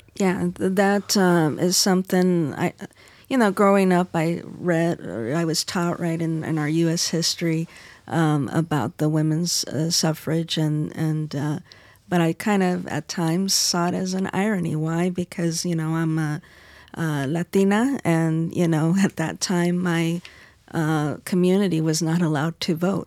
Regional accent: Arizona, United States; my home state, Arizona

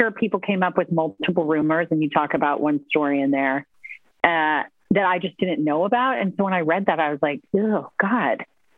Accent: Cincinnati, Ohio, United States; I grew up in Cincinnati.

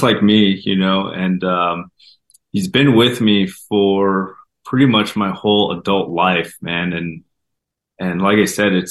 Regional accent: Denver, Colorado, United States; Growing up, we didn't have much. We grew up in North Denver

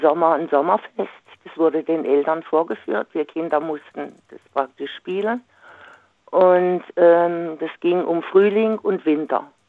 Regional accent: Singen, Baden-Württemberg, Germany; moved away; ich komme ja aus Singen ursprünglich

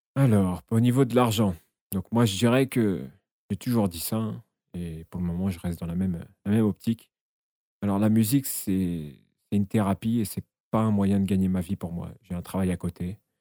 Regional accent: Essonne, Île-de-France, France; je suis originaire de l'Essonne dans le 91

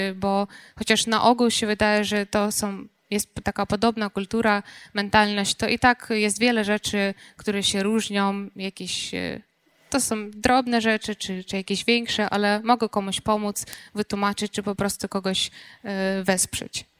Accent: Ukraine; Polish is a second language; moved away as an adult; now in Poland; jestem Ukrainką

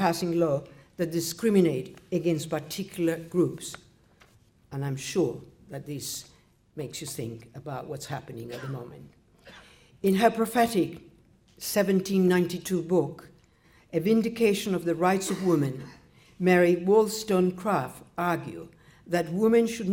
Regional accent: Nicaragua; moved away; I was born in Nicaragua.

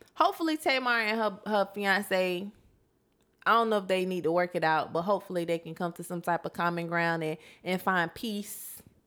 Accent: Florida, United States; I come from Florida

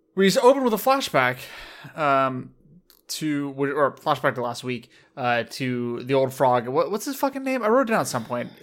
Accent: United States; I was raised in America

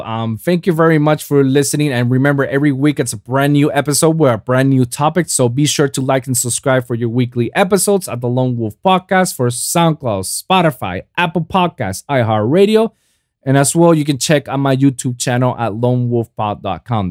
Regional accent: Puerto Rico; in Puerto Rico, in my hometown

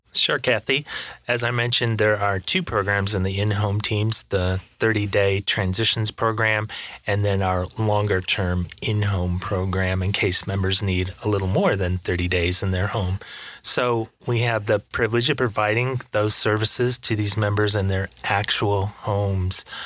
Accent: Michigan, United States; now in West Palm Beach, United States; I'm from Michigan. I live in Florida now

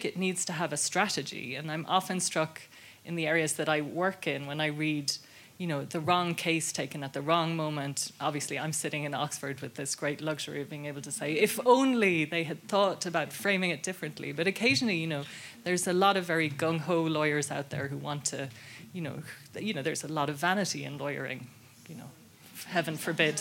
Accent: Ireland; I grew up in Ireland in the 80s

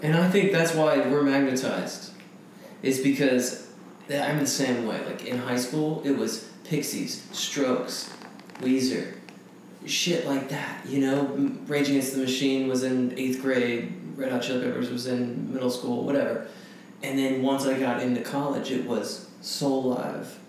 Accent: Franklin, Tennessee, United States; I grew up in Franklin, Tennessee, outside of Nashville

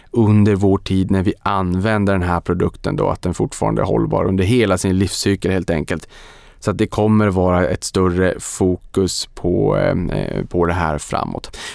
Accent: Boden, Norrbotten County, Sweden; Så väldigt, väldigt spännande och det här har man ju etablerat då i Boden, min hemort, gamla hemort

